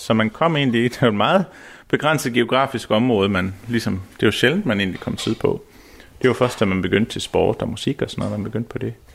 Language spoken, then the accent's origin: Danish; Samsø, Central Denmark Region, Denmark; jeg er født og opvokset heroppe på Samsø